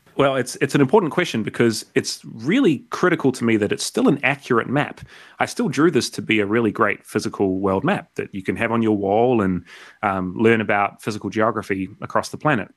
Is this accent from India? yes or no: no; South Island, New Zealand; moved away as an adult; also born or lived in Vancouver, Canada / Montreal, Canada; now in Melbourne, Australia; I grew up in the South Island of New Zealand